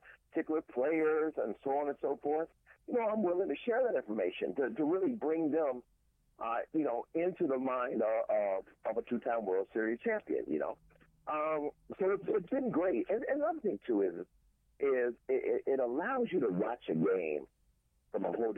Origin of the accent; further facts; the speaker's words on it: Cincinnati, Ohio, United States; I'm born and raised in Cincinnati, Ohio, so that grew up on that side of the country.